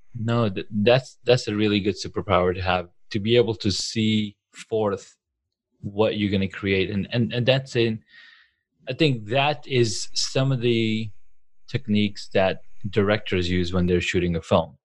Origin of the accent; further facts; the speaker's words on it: Saudi Arabia; now in United States; I grew up in Saudi Arabia.